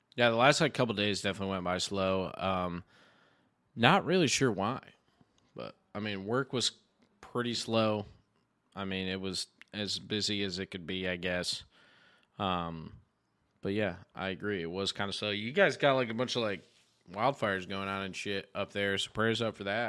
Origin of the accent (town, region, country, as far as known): New York, United States